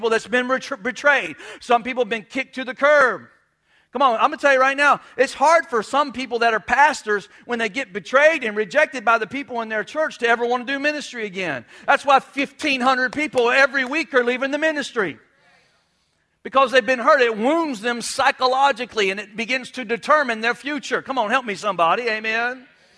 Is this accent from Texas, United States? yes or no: no; New York, United States; Well, that's how we roll in South Florida. I'm a Yankee. I'm a rebel. I'm from New York. I'm from New York.